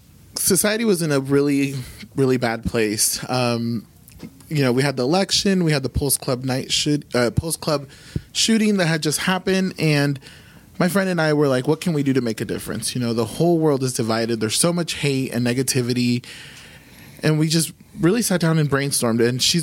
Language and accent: English; California, United States; now in Oklahoma, United States; Cause you know, you think I'm not from here. So I came from California and I was like, oh, this place is cowboys and you're going to see horses.